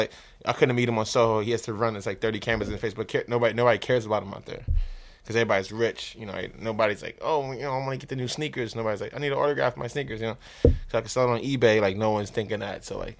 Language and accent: English; Trinidad & Tobago; Yeah, because that's like I'm from Trinidad, so it's like the African way of living. Like everybody lives around each other.